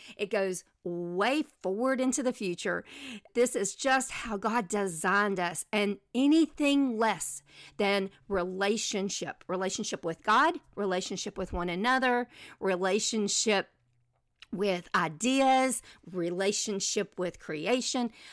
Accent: Mississippi, United States; moved away; also born or lived in Selma, Alabama / Birmingham, Alabama / Nashville, Tennessee; I grew up in Mississippi

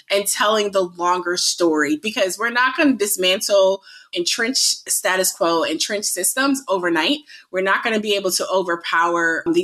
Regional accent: Georgia, United States; talking about my home state of Georgia

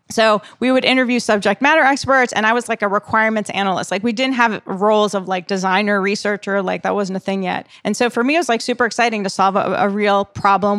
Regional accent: East Coast, United States; moved away; I'm from the East Coast

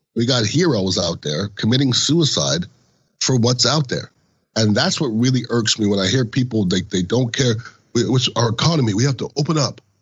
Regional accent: Canada; now in United States; I was born in Canada. I've been an American citizen since the end of the '90s

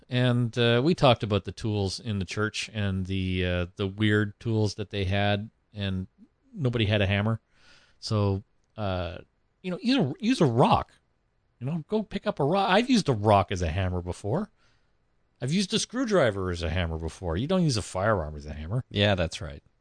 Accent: Tennessee, United States; So goo goo goo goo clusters were invented in Tennessee, my home state.

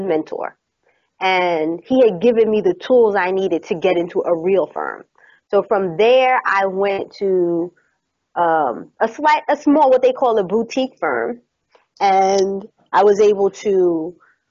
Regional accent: New York, United States; I'm from New York.

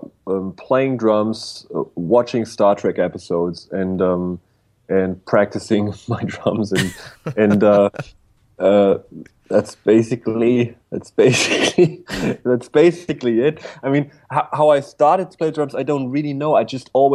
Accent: Bavaria, Germany; I was born in a little village in Bavaria, Germany

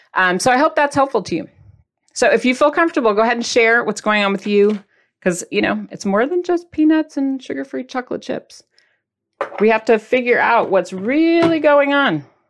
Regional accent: Midwest, United States; I'm from the Midwest. People don't care about your feelings quote unquote, according to my childhood.

